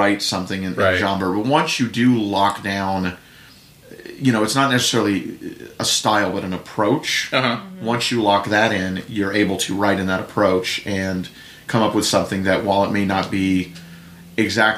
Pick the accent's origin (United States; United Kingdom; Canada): United States; the South; even in my accent from time to time. I was raised in the South after all